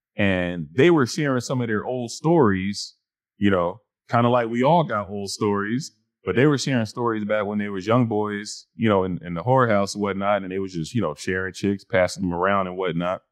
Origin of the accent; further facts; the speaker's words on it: New York, United States; growing up in New York